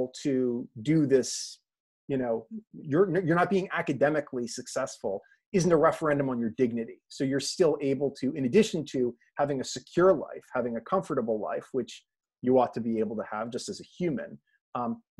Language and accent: English; Connecticut, United States; we're both from Connecticut